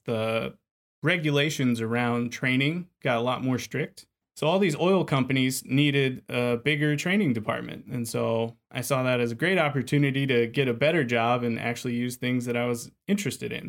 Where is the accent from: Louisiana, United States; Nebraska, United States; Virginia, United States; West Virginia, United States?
Louisiana, United States; Lafayette; accent: Cajun; I'm from Lafayette, Louisiana, so the heart of Cajun country